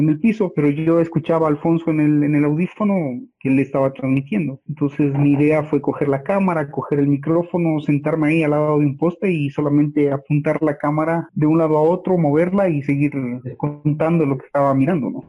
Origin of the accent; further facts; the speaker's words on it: Ecuador; todos como ecuatorianos